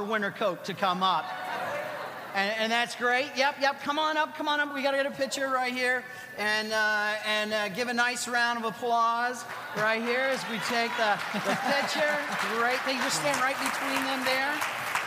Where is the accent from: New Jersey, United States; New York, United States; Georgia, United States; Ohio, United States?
Ohio, United States; now in Michigan, United States; I'm from Ohio